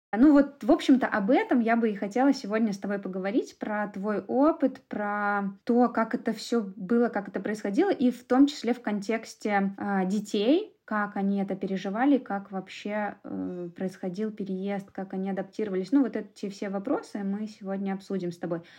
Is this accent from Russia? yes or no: no; Minsk, Belarus; Я родилась в Минске, всю жизнь прожила в Минске